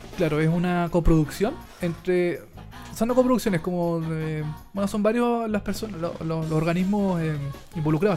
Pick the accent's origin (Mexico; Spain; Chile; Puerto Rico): Chile; yo soy chileno